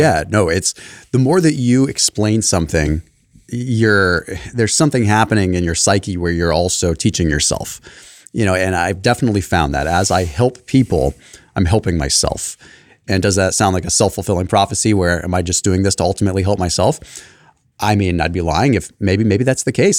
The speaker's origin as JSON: {"language": "English", "town": "Sonoma", "region": "California", "country": "United States", "tie": "born or raised there", "said": "I grew up in Sonoma"}